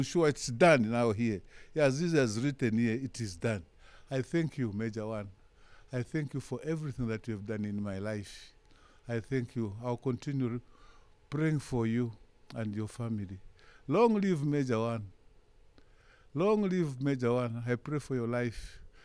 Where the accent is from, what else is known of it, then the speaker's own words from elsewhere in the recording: Chingola, Copperbelt Province, Zambia; I'm from Zambia.